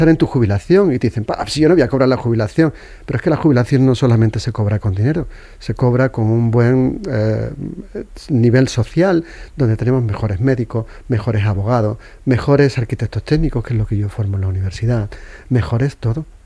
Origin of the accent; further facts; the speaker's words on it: Seville, Andalusia, Spain; yo soy andaluz, podría hablar a una velocidad de vértigo, incluso comerme las palabras en Triana, que es donde me he criado, y me entenderían